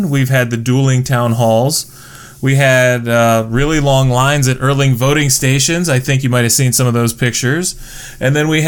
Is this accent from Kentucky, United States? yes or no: no; Findlay, Ohio, United States; I was born and raised in Findlay